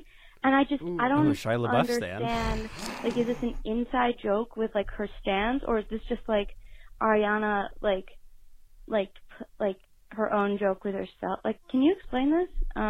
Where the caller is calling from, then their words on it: New York, United States; I'm calling from New York on the other side of the country.